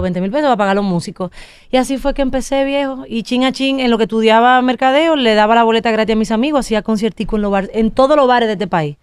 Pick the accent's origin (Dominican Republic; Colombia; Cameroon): Dominican Republic; Yo soy la única dominicana